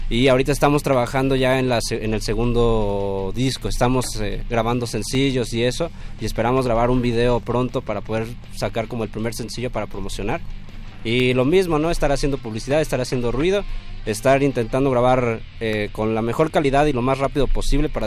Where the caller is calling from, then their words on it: Gustavo A. Madero, Mexico City, Mexico; De aquí de Gustavo Madero.